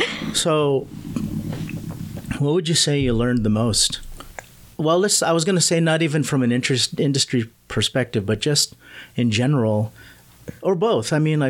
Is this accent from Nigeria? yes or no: no; Manila, Metro Manila, Philippines; I was born in Manila.